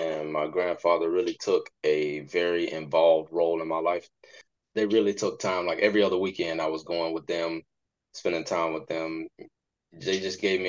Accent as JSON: {"language": "English", "town": "West Park", "region": "Florida", "country": "United States", "tie": "born or raised there", "also_born_or_lived": "Hollywood, Florida", "said": "I grew up in Hollywood, Florida. I was actually born in Hollywood. And I actually grew up in a small town called West Park, Florida, also known as Carver Ranches."}